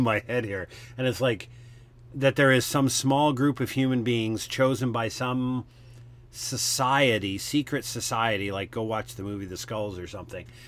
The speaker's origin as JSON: {"language": "English", "country": "Canada", "said": "I'm a Canadian"}